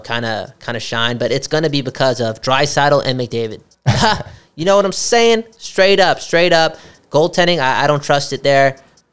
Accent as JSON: {"language": "English", "town": "Vancouver", "region": "British Columbia", "country": "Canada", "said": "I'm from Vancouver"}